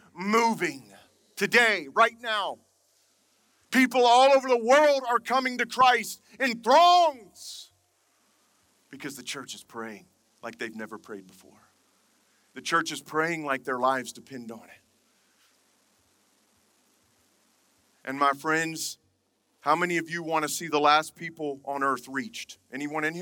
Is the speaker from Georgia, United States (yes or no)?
yes; Atlanta, Georgia, United States; also born or lived in Birmingham, Alabama; I'm from Atlanta, but I am a Southern boy. I was born in Birmingham